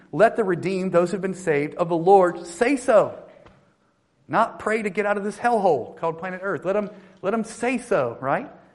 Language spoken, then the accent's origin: English; North Carolina, United States; I lead a church uh, called One Harbor in North Carolina, actually in my hometown.